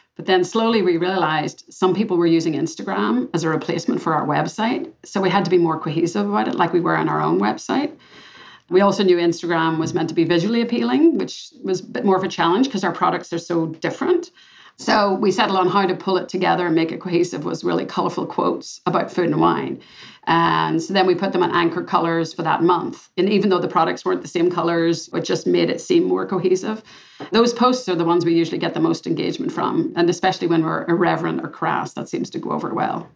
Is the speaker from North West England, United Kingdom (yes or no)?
no; Belfast, Northern Ireland, United Kingdom; moved away; also born or lived in Boston; I'm a girl from Belfast, Northern Ireland, and I grew up with lots of rejection and discrimination in my day.